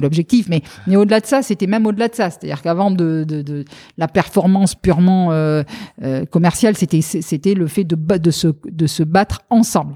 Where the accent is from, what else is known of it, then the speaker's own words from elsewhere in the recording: Lot-et-Garonne, Nouvelle-Aquitaine, France; accent: Sud-Ouest; also born or lived in Médoc; je suis lot garonnaise donc euh, je suis du Sud-Ouest, ça, ça, doit s'entendre un tout petit peu.